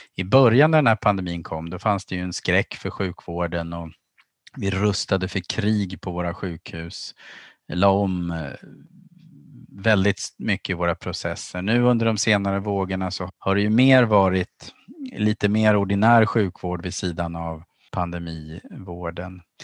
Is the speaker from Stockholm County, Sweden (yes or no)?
yes; archipelago outside Stockholm, Stockholm County, Sweden; now in Umeå, Sweden; Jag växte upp i skärgårdsmiljö utanför Stockholm och bytte havet mot fjället när jag hamnade i Umeå